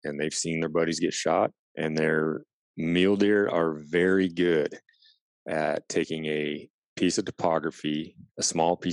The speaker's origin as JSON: {"language": "English", "region": "Washington", "country": "United States", "tie": "born or raised there", "said": "I grew up in Washington State"}